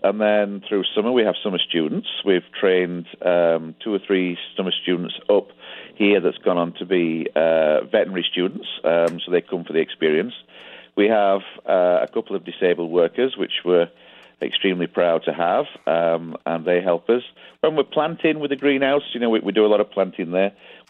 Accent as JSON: {"language": "English", "region": "Yorkshire and the Humber", "country": "United Kingdom", "moved": "as an adult", "lives_now": "Canada", "said": "We've been here 11 years. We emigrated from Yorkshire, England."}